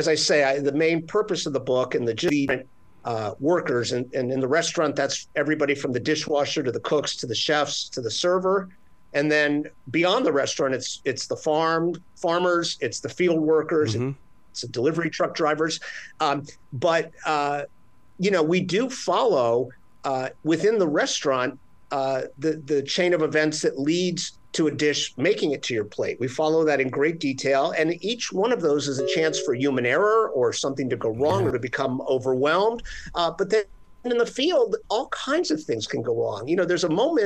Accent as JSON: {"language": "English", "town": "Miami", "region": "Florida", "country": "United States", "tie": "born or raised there", "moved": "yes", "lives_now": "New York, United States", "said": "I grew up in Miami, Florida with a Cuban stepmother."}